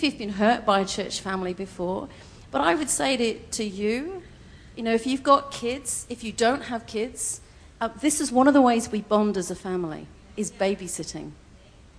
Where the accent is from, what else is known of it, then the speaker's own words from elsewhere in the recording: United Kingdom; moved away; I'm very British